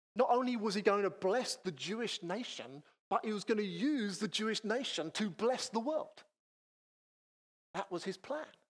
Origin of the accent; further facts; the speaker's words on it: Chatham, South East England, United Kingdom; also born or lived in Manchester; I grew up in Chatham in North Kent, not too many miles from here, but I wasn't born in Kent. I'm a Mancunian.